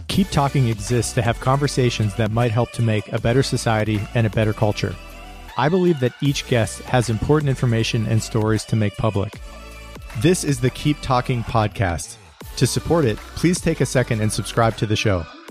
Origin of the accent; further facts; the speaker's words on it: United States; as an American